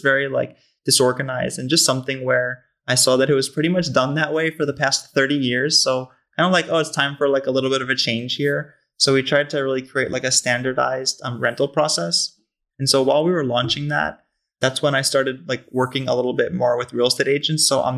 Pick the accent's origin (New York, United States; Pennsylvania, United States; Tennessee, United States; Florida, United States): New York, United States; Long Island; as you mentioned, I'm originally from the East Coast.